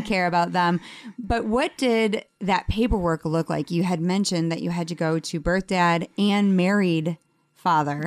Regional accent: Detroit, Michigan, United States; I'm actually from Detroit

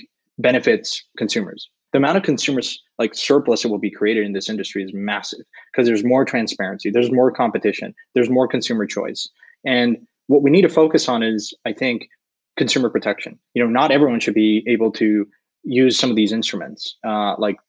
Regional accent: Mexico; I'm from Mexico

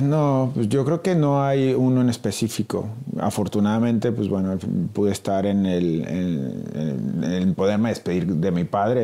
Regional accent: Mexico; moved away as an adult; soy mexicano

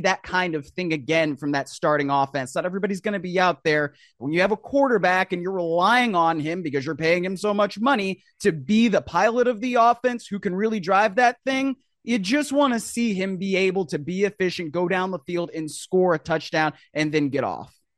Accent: Cleveland, Ohio, United States; my hometown, Cleveland

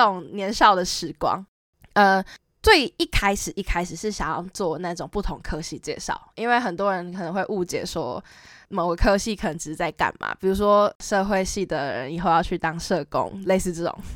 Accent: Taoyuan, Taiwan; 我是桃园人

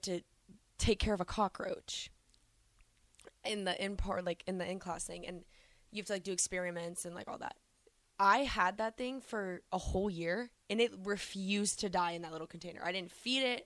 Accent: Nebraska, United States; we're from Nebraska. We're not used to the sun.

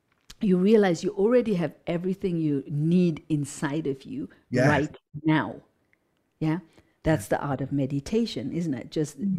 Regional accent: Zimbabwe; So even though I come from Zimbabwe, I come from hatred, I come from, physical abuse, sexual abuse, I come from an abusive past

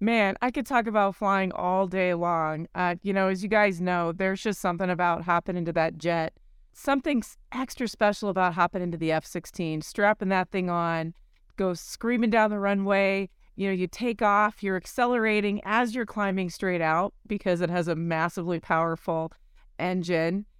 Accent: Colorado, United States; flying the F sixteen for the Colorado Air National Guard for years, my home state

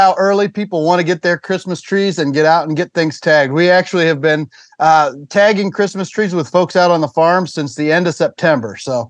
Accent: Hancock County, Ohio, United States; I grew up in Hancock County, Ohio, up there west of Findlay, and my family had a Christmas tree operation.

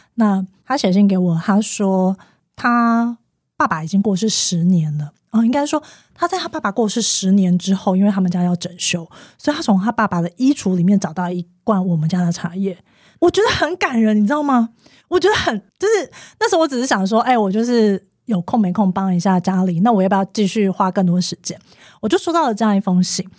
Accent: Taiwan; 我们台湾人

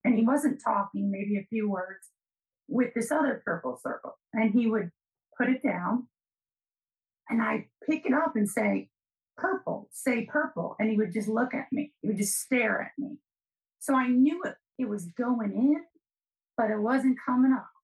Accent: New England, United States; I'm from New England

